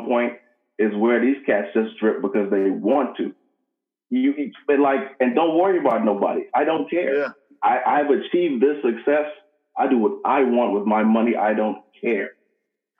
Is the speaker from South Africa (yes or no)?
no; Bahamas; moved away; also born or lived in Jamaica; I grew up in the Bahamas, born in Jamaica.